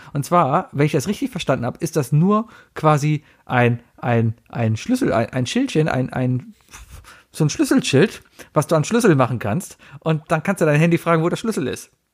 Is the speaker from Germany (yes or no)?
yes; Germany; als Deutscher